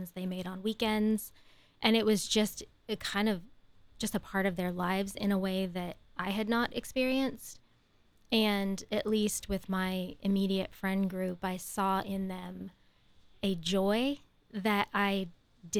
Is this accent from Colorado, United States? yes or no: no; Central Ohio, United States; born and raised in Central Ohio